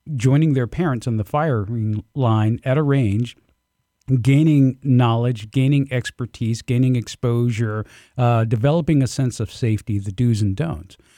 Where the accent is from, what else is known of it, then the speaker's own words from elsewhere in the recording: Albany, Georgia, United States; I grew up in the Deep South, um, Southwest Georgia, uh, Albany, in fact